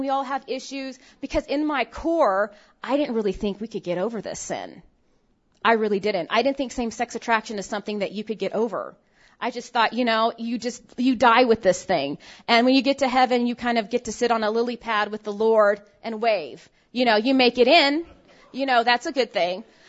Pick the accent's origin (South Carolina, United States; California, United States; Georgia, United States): California, United States; San Francisco Bay Area, Northern; I grew up in Northern California